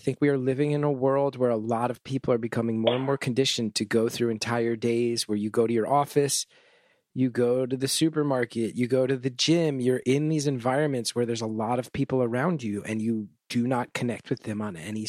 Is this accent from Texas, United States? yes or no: no; New York area, home state of New Jersey, United States; I grew up in the New York area.